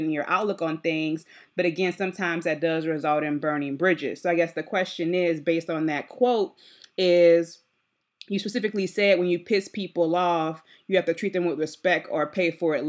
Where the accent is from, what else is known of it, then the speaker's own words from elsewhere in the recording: New Orleans, Louisiana, United States; I'm from New Orleans. I'm in New Orleans right now